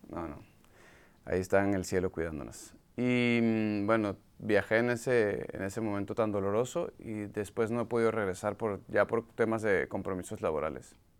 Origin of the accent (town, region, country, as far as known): Venezuela; moved away as an adult; now in United States